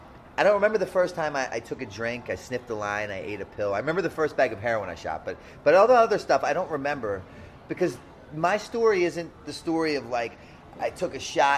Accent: Kingsville, Maryland, United States; also born or lived in Baltimore; Well, I was born out here in Kingsville.

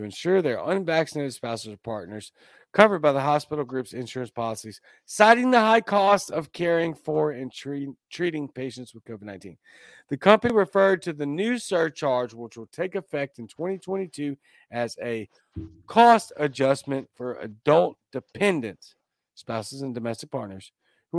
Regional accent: Baton Rouge, Louisiana, United States; moved away as an adult; now in Mississippi, United States; I am from Louisiana. I'm from Baton Rouge, Louisiana, born and raised

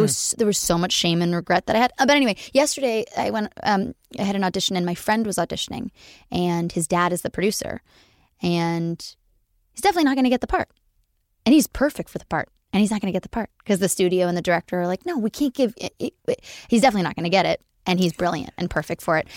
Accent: Los Angeles, California, United States; accent: Valley Girl; I'm from, born and raised in the Valley, and I do my best to hide that accent

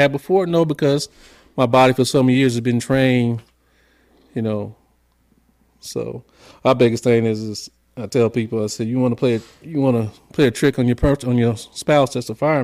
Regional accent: San Diego, California, United States; moved away as an adult; also born or lived in the Midwest; I'm from San Diego, born and raised

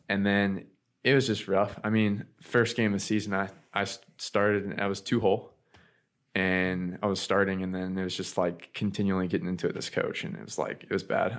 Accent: Ocala, Florida, United States; also born or lived in California; I grew up in Florida. I was born in Ocala, Florida

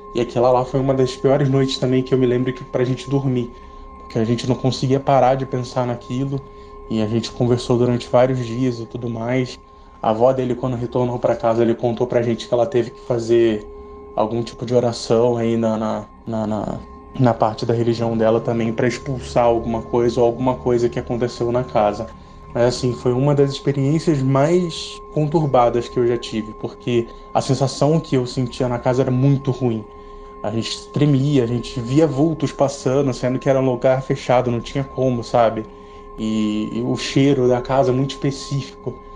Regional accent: São Gonçalo, Rio de Janeiro, Brazil; moved away as an adult; now in Jaú, Brazil; Eu nasci e cresci no Rio de Janeiro, na cidade de São Gonçalo, até os meus 19 anos, e depois eu me mudei para cá

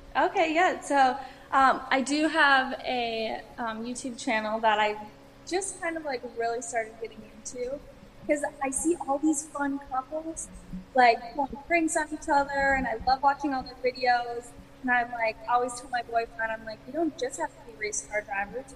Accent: Wisconsin, United States; so I grew up in Wisconsin

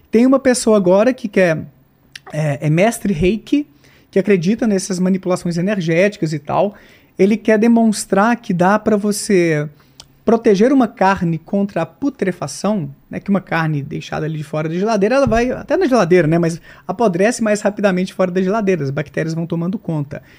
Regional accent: Bom Despacho, Minas Gerais, Brazil; Bom Despacho, minha terra natal, interior de Minas

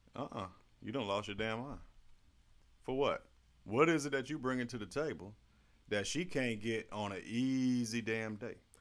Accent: St. Petersburg, Florida, United States; I'm from Florida

